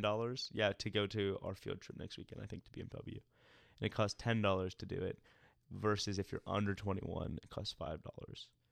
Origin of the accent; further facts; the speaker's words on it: Atlanta, Georgia, United States; moved away as an adult; now in Greenville, United States; I grew up in Atlanta, and then I moved to Greenville for school